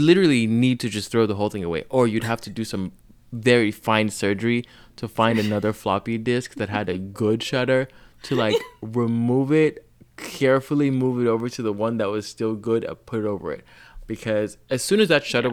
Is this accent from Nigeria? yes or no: yes; Nigeria; I grew up in Nigeria